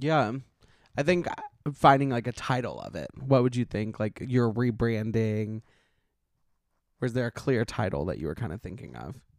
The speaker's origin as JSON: {"language": "English", "town": "Montgomery", "region": "Alabama", "country": "United States", "tie": "born or raised there", "accent": "Southern twang", "moved": "as an adult", "lives_now": "Los Angeles, United States", "said": "I'm from Montgomery"}